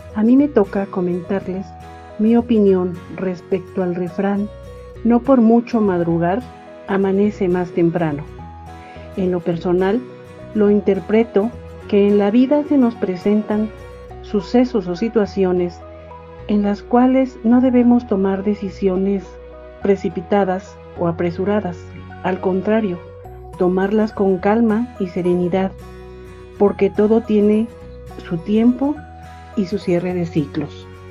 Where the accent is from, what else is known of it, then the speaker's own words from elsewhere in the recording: Mexico; also born or lived in Toluca, State of Mexico; soy mexicana, vivo en Toluca, Estado de México